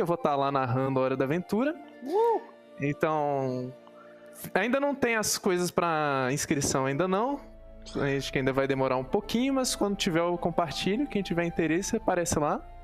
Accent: Minas Gerais, Brazil; Eu sou mineira, por isso eu falo muito trem

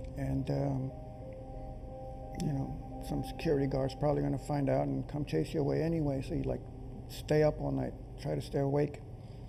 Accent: San Benito, Texas, United States; I'm from South Texas, San Benito, Texas

